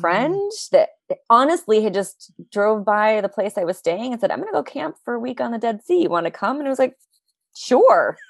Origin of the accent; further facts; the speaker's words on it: United States; moved away; also born or lived in New York City; an American living in New York City